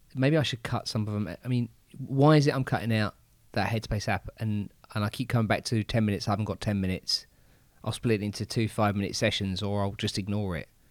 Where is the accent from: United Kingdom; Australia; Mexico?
United Kingdom; England; I'm English